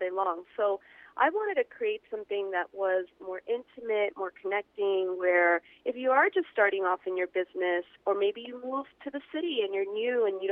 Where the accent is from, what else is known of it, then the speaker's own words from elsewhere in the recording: New York City, New York, United States; I'm from New York City.